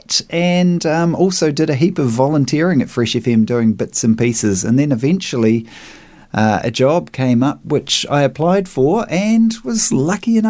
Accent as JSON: {"language": "English", "town": "Invercargill", "region": "Southland", "country": "New Zealand", "moved": "yes", "lives_now": "Nelson, New Zealand", "said": "I'm from Invercargill originally, so you know, most of us down there seemed to at some point get into the hard rock"}